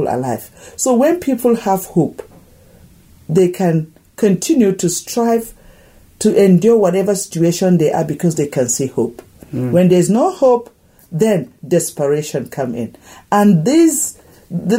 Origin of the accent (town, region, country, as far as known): Nigeria; moved away